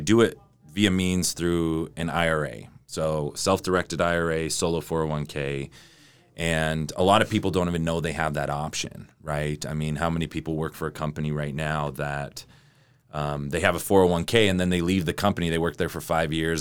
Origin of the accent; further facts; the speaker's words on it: Sandy, Utah, United States; also born or lived in Salt Lake City, Utah; I'm from, I'm from Utah. I'm from Salt Lake. I grew up in Sandy